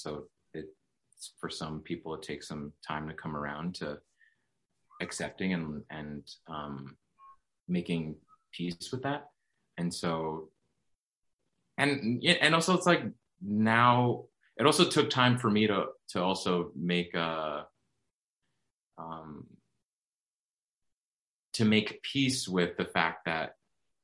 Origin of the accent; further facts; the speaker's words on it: suburbs of Massachusetts, United States; now in New York, United States; my family in the suburbs of Massachusetts